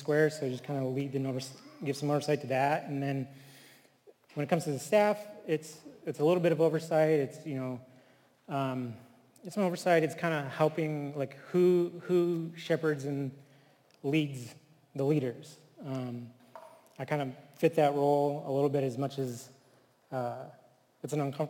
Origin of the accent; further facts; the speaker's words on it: Flint, Michigan, United States; also born or lived in Texas / California / Taos Pueblo, New Mexico; now in Chicago, United States; I grew up in Flint, Michigan